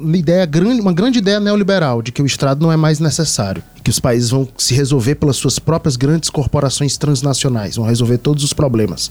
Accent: Northeast Brazil, Brazil; nós três somos nordestinos

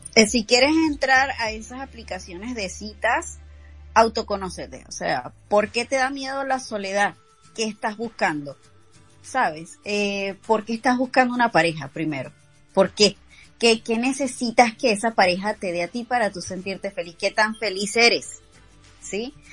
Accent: Caracas, Capital District, Venezuela; moved away; me voy a mi Caracas, me voy a mi ciudad y regreso con mis papás

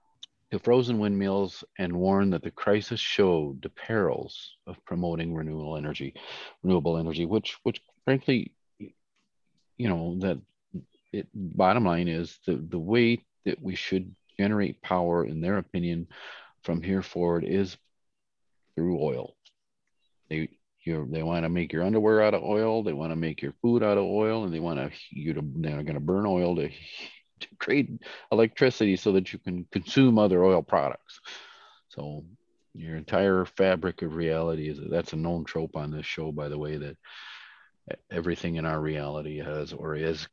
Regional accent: Stuttgart, Baden-Württemberg, Germany; born there; I was born in Stuttgart, by the way.

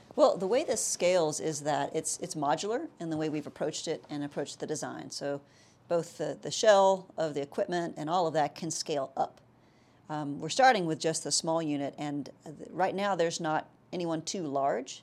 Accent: South Texas, United States; moved away; I'm actually from South Texas

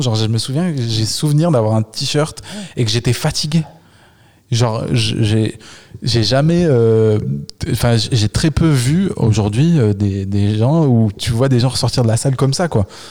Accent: Le Puy-en-Velay, Auvergne-Rhône-Alpes, France; moved away; quand j'étais ado j'étais au Puy-en-Velay petite ville d'Auvergne

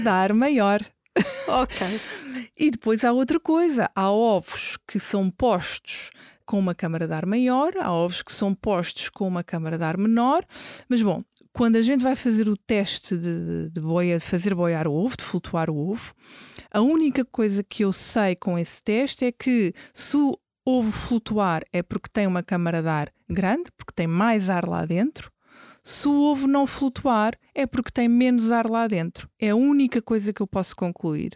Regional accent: Lisbon, Portugal; Eu cresci, cresci em Lisboa, nasci em Lisboa, cresci em Lisboa, estudei em Lisboa

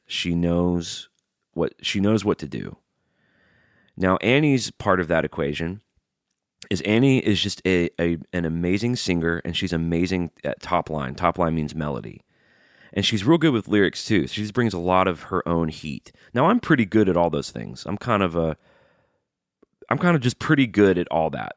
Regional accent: Birmingham, Alabama, United States; now in Nashville, United States; I grew up in Birmingham, Alabama, and life growing up there wasn't always great.

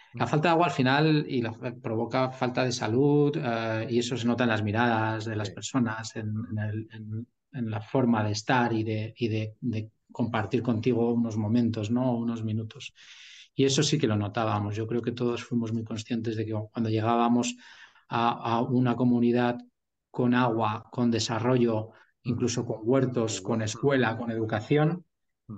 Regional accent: Burgos, Castile and León, Spain; also born or lived in England / China / Netherlands; now in Madrid, Spain; soy de Burgos eh, lo que pasa es que llevo ya 20 años en Madrid

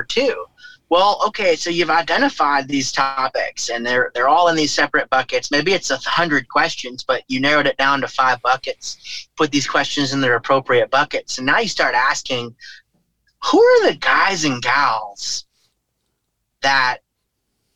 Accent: St. Louis, Missouri, United States; Washington University here in my hometown

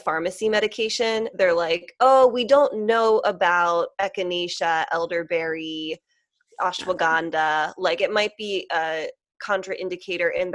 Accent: Lancaster, Pennsylvania, United States; moved away as an adult; now in Philadelphia, United States; I grew up like near Lancaster in like the country, and it was a lovely upbringing

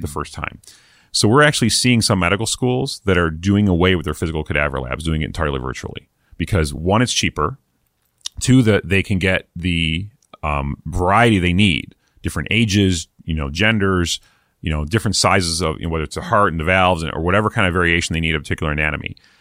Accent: East Coast, United States; moved away; I'm from the East Coast originally

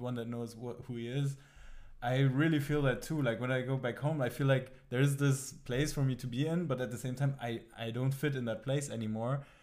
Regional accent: Germany; also born or lived in Tabriz, Iran; now in Amsterdam, Netherlands; the town I grew up in Germany

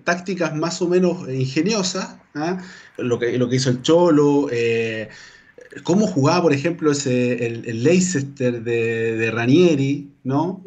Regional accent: Calama, Antofagasta, Chile; now in Antofagasta, Chile; mi, vida la he hecho en Antofagasta, pero yo soy de Calama, ¿ah? nacido y criado en Calama

